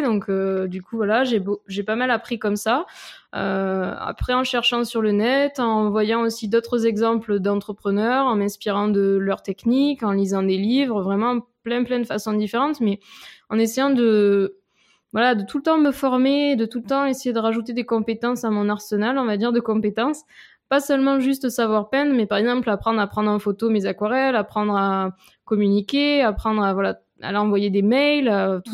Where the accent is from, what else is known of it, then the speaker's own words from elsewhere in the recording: Avignon, Provence-Alpes-Côte d'Azur, France; accent: petit accent chantant; moved away as an adult; also born or lived in Lyon / Grenoble / Nice; now in Paris, France; je viens d'Avignon en fait, à côté d'Avignon, euh, voilà où j'ai vécu jusqu'à jusqu'après le bac, jusqu'au bac